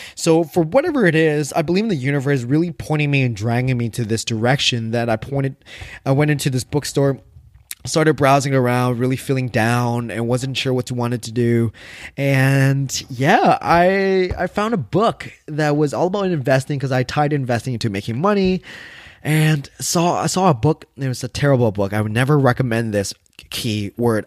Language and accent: English; Canada; I'm Vietnamese Canadian